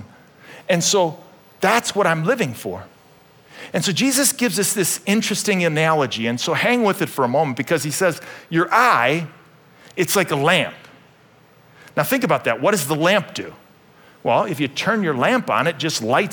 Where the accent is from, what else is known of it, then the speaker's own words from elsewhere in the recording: Euclid, Ohio, United States; When I was a little kid, I grew up in Euclid, Ohio